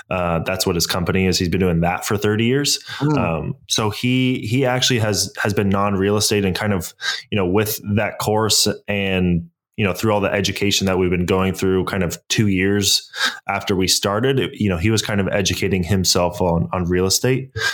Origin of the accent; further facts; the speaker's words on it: San Francisco, California, United States; also born or lived in Toronto, Canada; So uh, I was born in Toronto, Canada, moved to San Francisco Bay Area in 2000.